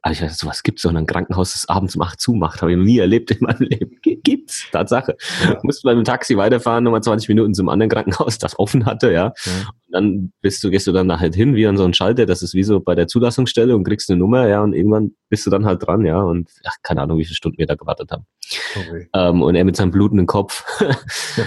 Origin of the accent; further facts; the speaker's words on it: Germany; ich komme aus Deutschland